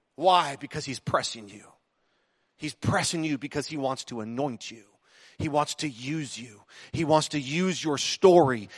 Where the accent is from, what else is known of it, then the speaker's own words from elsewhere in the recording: United States; I might be American in citizenship